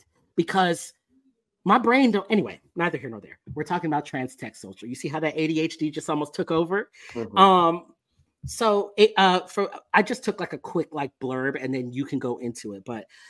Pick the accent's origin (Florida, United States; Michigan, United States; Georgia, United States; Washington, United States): Florida, United States; now in Texas; I grew up in Florida. I forgot. You lived in South Florida. I grew up in South Florida.